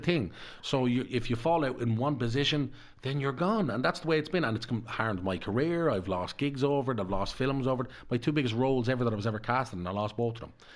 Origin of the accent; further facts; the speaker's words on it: Dublin, Leinster, Ireland; I was brought up in Darndale